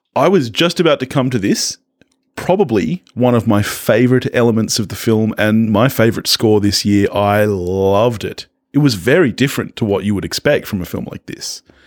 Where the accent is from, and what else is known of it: Australia